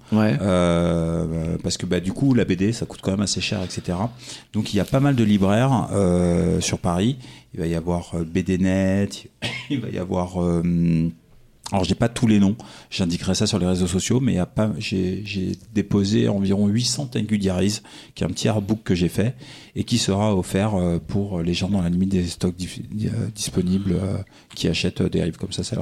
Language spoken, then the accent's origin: French; Belgium; Nous, on est belges, hein